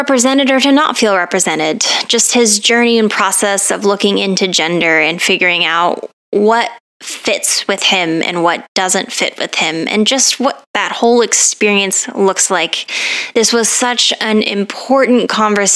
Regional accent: Colorado, United States; moved away; I grew up in Colorado

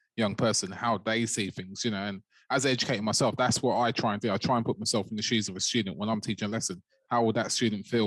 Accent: London, United Kingdom; growing up in South London, we became like a bit of a brotherhood

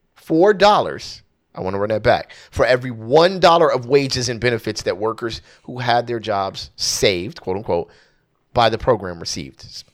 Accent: Southern California, United States; I'm from Southern California, born and raised, no plans of leaving whatsoever.

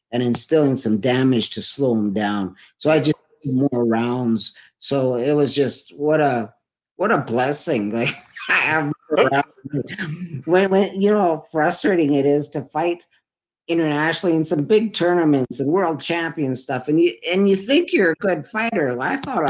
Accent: Edmonton, Alberta, Canada; my hometown here in Edmonton

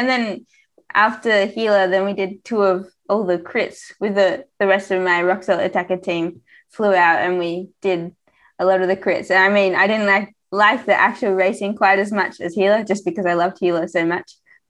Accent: Melbourne, Victoria, Australia; now in Girona, Spain; I'm from Melbourne.

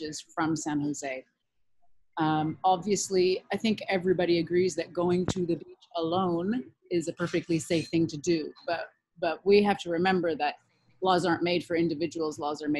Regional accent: Canada; now in Nosara, Costa Rica; I'm Canadian

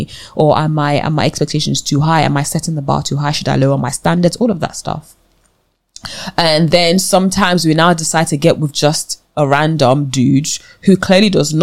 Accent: Nigeria; I'm Nigerian

